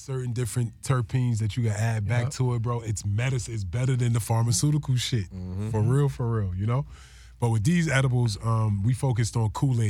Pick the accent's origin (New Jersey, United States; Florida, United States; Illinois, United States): New Jersey, United States; So, yeah, getting on the East Coast, we feel like I'm from Jersey. You know what I'm saying? Mm-hmm. I got all kinds of roots.